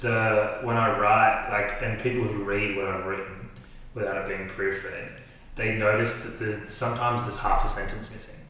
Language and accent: English; Australia; moved away as an adult; now in Germany; I'm from Australia originally, and now I reside in the wonderful land of Germantown.